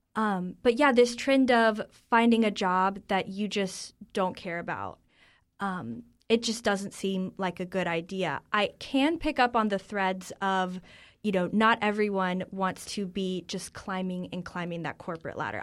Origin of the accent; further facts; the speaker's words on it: North Carolina, United States; moved away as an adult; now in Washington, D.C., United States; I grew up in North Carolina. I'm a North Carolinian through and through